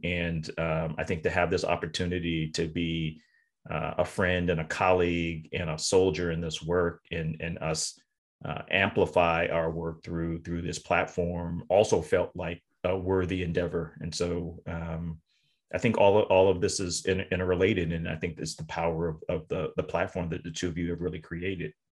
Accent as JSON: {"language": "English", "region": "Tennessee", "country": "United States", "tie": "born or raised there", "also_born_or_lived": "North Carolina", "moved": "as an adult", "lives_now": "Massachusetts, United States", "said": "I'm from the South, born in North Carolina, uh, raised in Tennessee, and moved up to Massachusetts"}